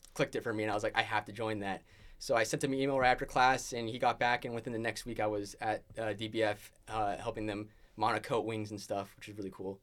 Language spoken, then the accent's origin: English; San Jose, California, United States; moved away as an adult; also born or lived in Boulder Creek, California; now in Oregon, United States; I'm from the Bay Area, San Jose, represent. Um, uh, was raised first two years of my life in Boulder Creek, so it's in the mountains. Uh, up from San Jose. Um, and then we moved down into the valley, uh, two thousand five-ish. Um, and then, uh, high school throughout there.